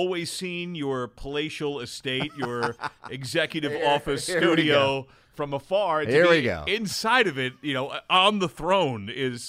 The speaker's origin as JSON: {"language": "English", "town": "New York City", "region": "New York", "country": "United States", "tie": "born there", "said": "I was born in New York City. My family is all from New York, from my mom's side, from the Highbridge area of the Bronx, right by Yankee Stadium."}